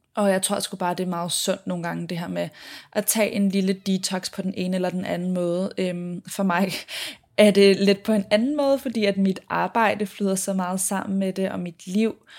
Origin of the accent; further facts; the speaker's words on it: Copenhagen, Capital Region of Denmark, Denmark; moved away as an adult; now in Sydney, Australia; jeg blandt andet har været hjemme i København